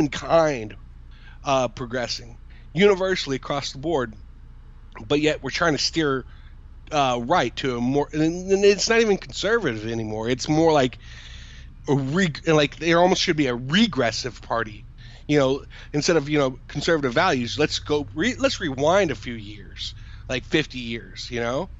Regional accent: United States

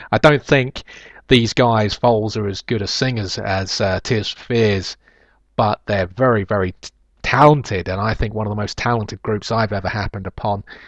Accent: London, United Kingdom; I was born in Kennington

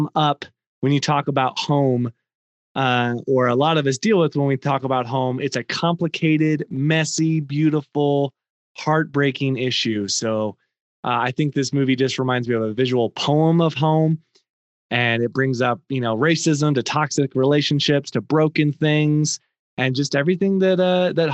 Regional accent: central Illinois, United States; I grew up much further south, right in the middle of Illinois

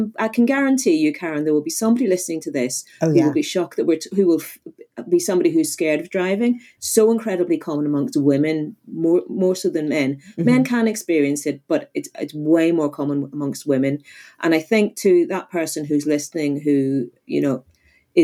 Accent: Northern Ireland, United Kingdom; I'm originally from Northern Ireland

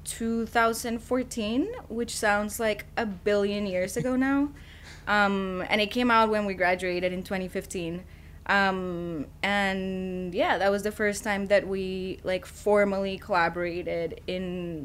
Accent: Colombia; now in New York, United States; growing up in Colombia

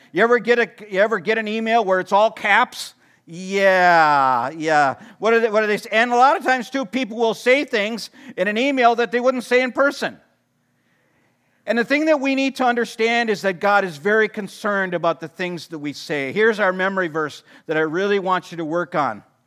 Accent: Watertown, Wisconsin, United States; I grew up in Watertown

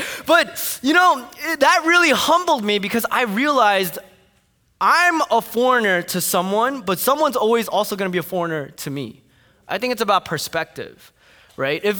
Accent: Fort Lee, New Jersey, United States; I grew up in Fort Lee, New Jersey

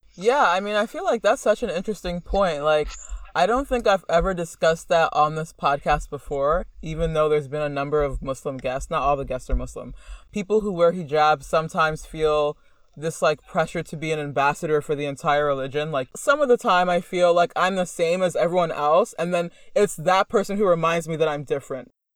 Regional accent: United States; a Black American

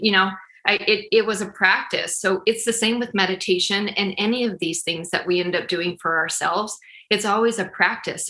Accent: Utah, United States; moved away as an adult; now in Kansas City, United States; I'm originally from Utah. And then we moved here almost eight years ago to Kansas City.

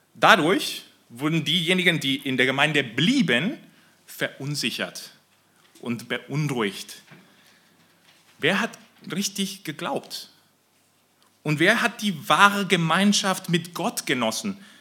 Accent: Mexico; moved away; ich komme aus Mexiko

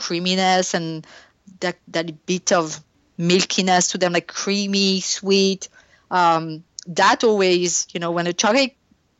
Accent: France; English is a second language; moved away; I grew up in France

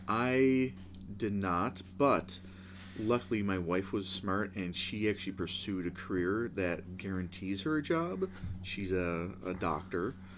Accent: Buffalo, New York, United States; moved away as an adult; now in Cincinnati, United States; I'm from Buffalo, New York.

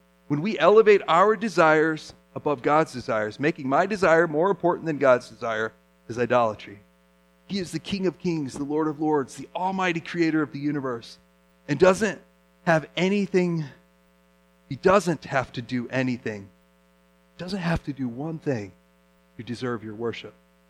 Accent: Japan; You know, I grew up as a missionary kid in Japan, and we saw idols.

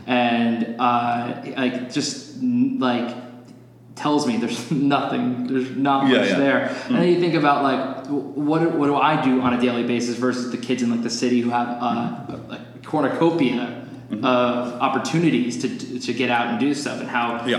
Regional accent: New Jersey, United States; also born or lived in Boston; now in Los Angeles, United States; I'm from New Jersey, and I grew up on the beach.

